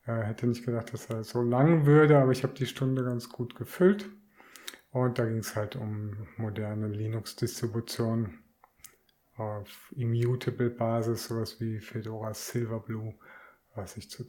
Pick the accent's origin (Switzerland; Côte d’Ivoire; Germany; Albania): Switzerland; Küsnacht, Zurich; wieder zurück in meine alte Heimat nach Küsnacht.